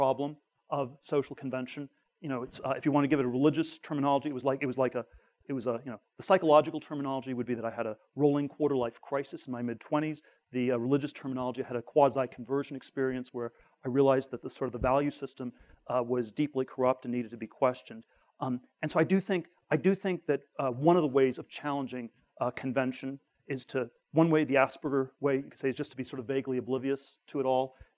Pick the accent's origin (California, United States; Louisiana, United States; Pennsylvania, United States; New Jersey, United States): California, United States; Northern; I grew up in Northern California